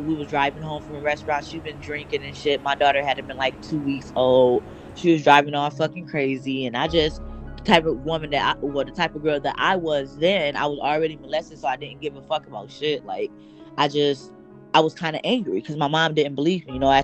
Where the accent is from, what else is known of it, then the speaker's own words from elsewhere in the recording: Toledo, Ohio, United States; moved away; I'm from Toledo